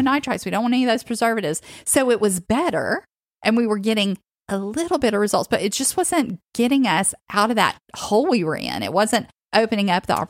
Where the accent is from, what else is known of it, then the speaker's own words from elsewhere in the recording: the South, United States; when I grew up in the South.